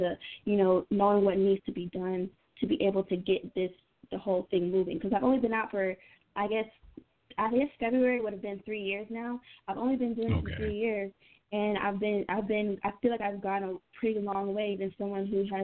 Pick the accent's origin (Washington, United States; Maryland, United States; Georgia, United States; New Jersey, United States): Georgia, United States; Atlanta; I'm not just a girl from Atlanta